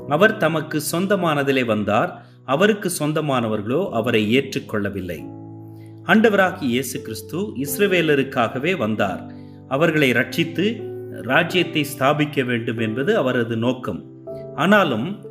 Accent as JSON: {"language": "Tamil", "town": "Ooty", "region": "Tamil Nadu", "country": "India", "tie": "born or raised there", "said": "நான் உதகையிலே பிறந்து வளர்ந்தவன்"}